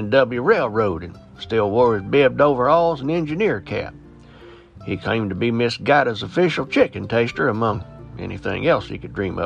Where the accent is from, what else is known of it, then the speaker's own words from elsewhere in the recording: Southwest Virginia, United States; my hometown in Southwest Virginia